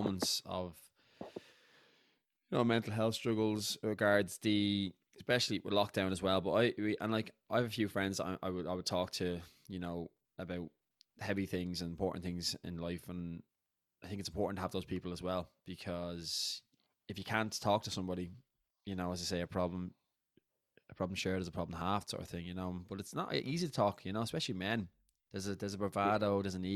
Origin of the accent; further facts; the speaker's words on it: Dublin, Leinster, Ireland; we're both from Dublin, we're both Irish